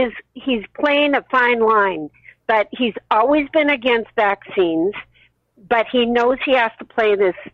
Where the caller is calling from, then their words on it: Los Angeles, California, United States; I'm calling from Los Angeles, California.